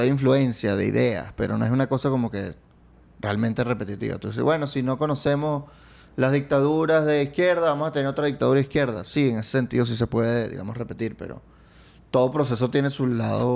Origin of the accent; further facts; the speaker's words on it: Venezuela; cuando yo crecí de niño, Chávez llegó cuando yo tenía ocho